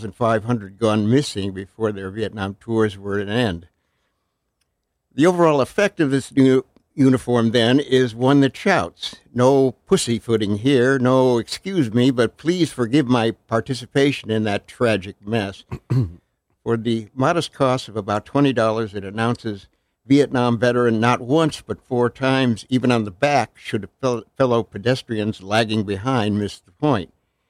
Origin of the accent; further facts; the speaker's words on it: Ohio, United States; I grew up in Connecticut's Western Reserve.